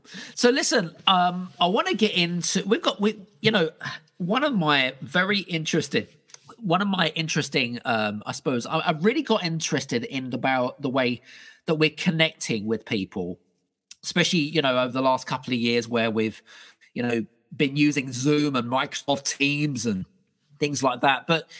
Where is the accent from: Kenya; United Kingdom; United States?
United Kingdom; we connected, obviously, me being British and her being British.